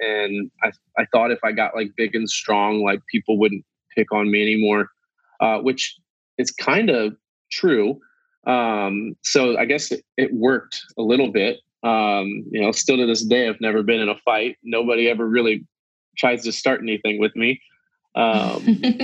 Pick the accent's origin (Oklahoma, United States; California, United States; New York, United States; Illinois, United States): Illinois, United States; Quincy; I'm from Quincy, Illinois, and I currently live in Quincy, Illinois